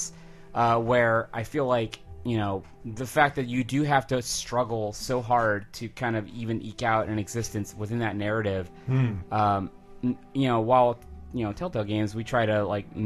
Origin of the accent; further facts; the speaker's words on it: Texas, United States; As a Texan